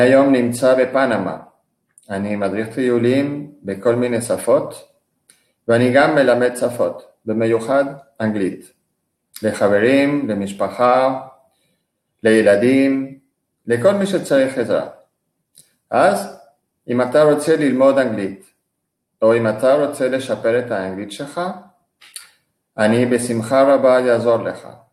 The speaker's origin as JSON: {"language": "Hebrew", "country": "Venezuela", "tie": "born or raised there", "also_born_or_lived": "Israel", "moved": "as an adult", "lives_now": "Panama", "said": "נולדתי בוונסואלה וגרתי בארץ שבע שנים, מגיל 21 עד גיל 28"}